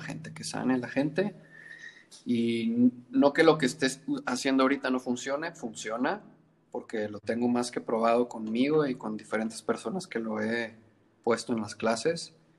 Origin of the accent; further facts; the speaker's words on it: Monterrey, Nuevo León, Mexico; moved away as an adult; now in Colima, Mexico; nací en Monterrey y luego en la secundaria me vine para